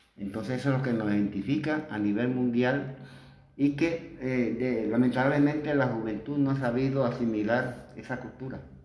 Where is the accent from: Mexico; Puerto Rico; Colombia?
Colombia; Plato, Magdalena; este pueblo donde yo nací